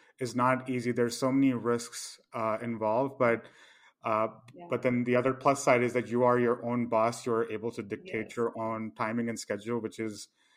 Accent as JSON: {"language": "English", "region": "Delhi", "country": "India", "tie": "born or raised there", "also_born_or_lived": "Mumbai, India / San Francisco, United States", "accent": "Punjabi", "moved": "as an adult", "lives_now": "New York, United States", "said": "I've born and raised in Delhi, and then after high school, I've moved pretty much here and there."}